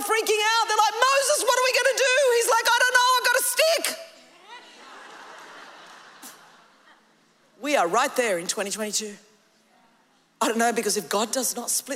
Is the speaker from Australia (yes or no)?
yes; Australia; I come from Australia.